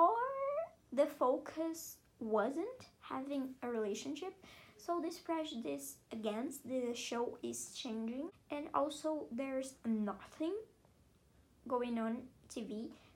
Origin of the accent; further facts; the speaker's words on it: Brazil; I'm from Brazil